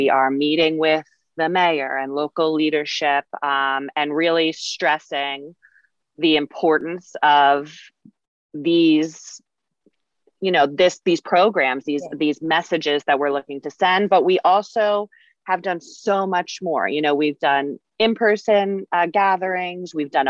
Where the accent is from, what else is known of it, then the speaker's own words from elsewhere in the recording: Northport, New York, United States; because I grew up in Northport and it's a great town and everybody's so nice